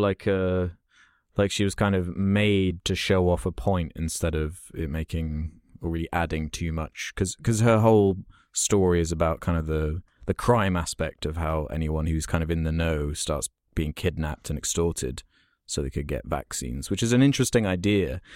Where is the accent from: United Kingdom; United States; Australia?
United Kingdom; I obviously am British